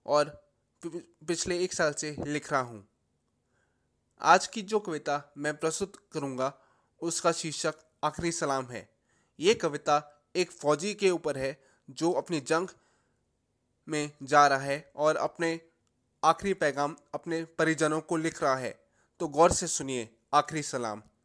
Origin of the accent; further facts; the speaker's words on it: Delhi, India; मैं दिल्ली से हूँ